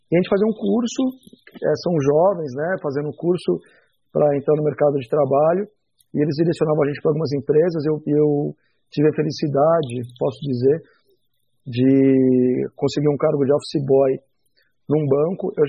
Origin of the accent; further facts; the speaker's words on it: Barretos, São Paulo, Brazil; now in São Paulo, Brazil; Me mandou para o interior, me mandou para Barretos, para casa da mãe dela. Eh, e eu fiquei dos sete aos doze anos de idade na cidade de Barretos